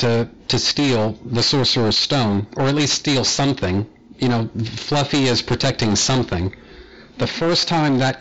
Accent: United States; here in the States, because I'm American

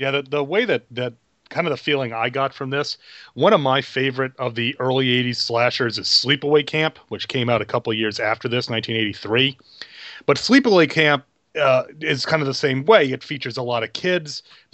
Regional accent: New York, United States; I grew up in New York.

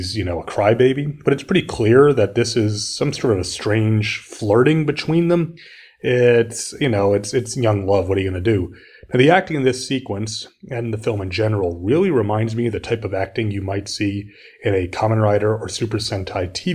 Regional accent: United States; as an American

